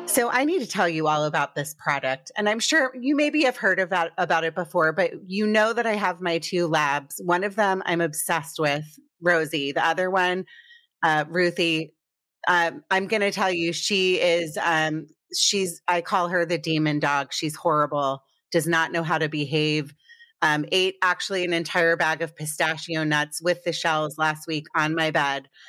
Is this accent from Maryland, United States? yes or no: yes; Potomac, Maryland, United States; moved away; also born or lived in Connecticut / New York; I grew up in Potomac, Maryland.